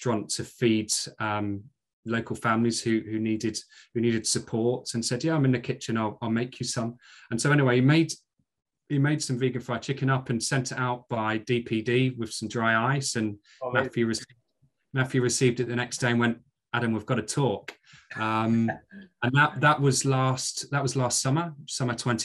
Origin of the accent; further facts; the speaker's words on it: Maidstone, South East England, United Kingdom; accent: Scottish; moved away as an adult; also born or lived in Glasgow; now in York, United Kingdom; after moving down from Glasgow as a baby, I grew up in Kent and spent the first 21, 22 years of my life in Maidstone in Kent, and then moved to York after university.